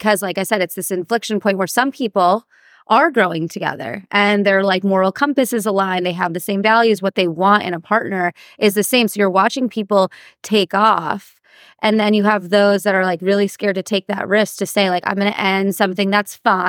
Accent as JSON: {"language": "English", "region": "New Jersey", "country": "United States", "tie": "born or raised there", "said": "Well, that's also because we grew up in Jersey."}